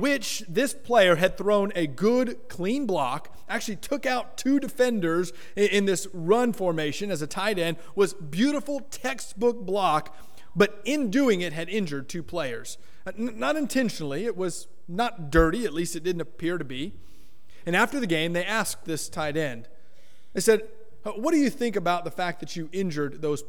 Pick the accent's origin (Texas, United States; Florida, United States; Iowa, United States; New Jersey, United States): Florida, United States; Miami; I grew up in South Florida, Miami, Florida